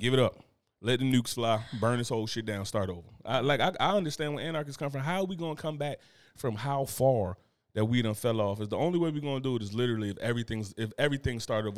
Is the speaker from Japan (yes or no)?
no; United States; I'm American